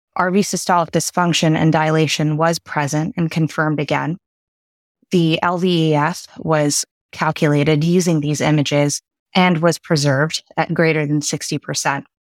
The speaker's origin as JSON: {"language": "English", "country": "Canada", "tie": "born or raised there", "also_born_or_lived": "United Kingdom / Boston / Connecticut", "moved": "as an adult", "lives_now": "Houston, United States", "said": "born in the U K and spent my formative years in Canada"}